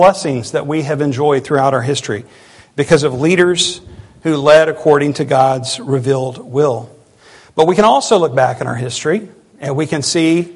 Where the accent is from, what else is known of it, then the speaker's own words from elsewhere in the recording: United States; our country